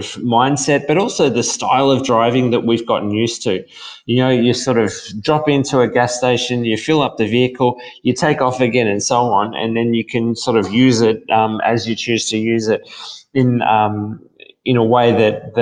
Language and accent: English; Australia; accent: Australian